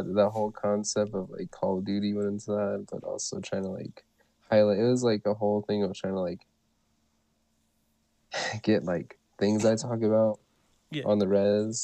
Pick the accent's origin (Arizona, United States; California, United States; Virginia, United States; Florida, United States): Arizona, United States; Ganado; I come from Ganado, Arizona